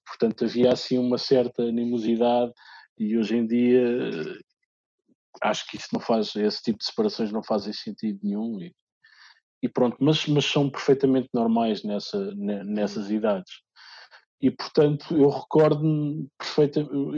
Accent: Lisbon, Portugal; also born or lived in Minho; eu nasci em Lisboa, uh, embora toda a minha família seja minhota

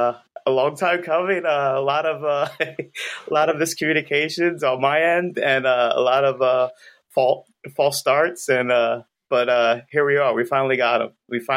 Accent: Folsom, New Jersey, United States; I'm from outside of Atlantic City, a little hovel called Folsom. It's in South Jersey in the blueberry country.

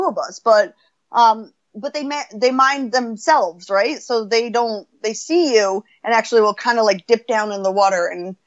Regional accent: United States; I'm American

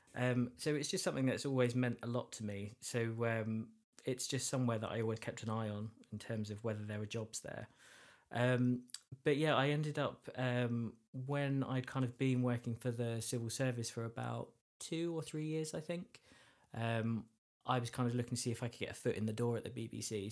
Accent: Essex, East of England, United Kingdom; I'm from Essex

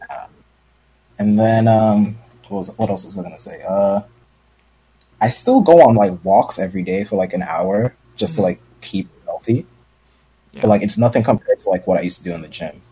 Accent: New York City, New York, United States; I'm from Brooklyn

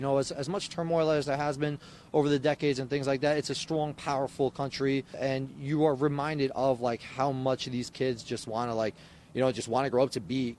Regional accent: United States; I was raised in America, but I'm also fluent in Islamic culture and African culture

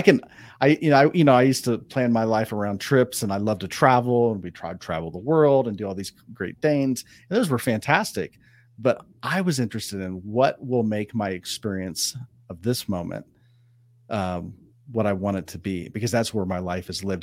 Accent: Ohio, United States; now in Southern California, United States; I grew up in Ohio

